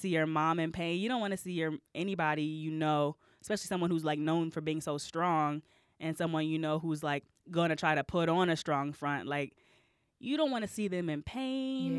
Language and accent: English; Texas, United States; moved away as an adult; also born or lived in Alabama / Augusta, Georgia / Washington, D.C. / Dallas; now in Chicago, United States; I grew up in Texas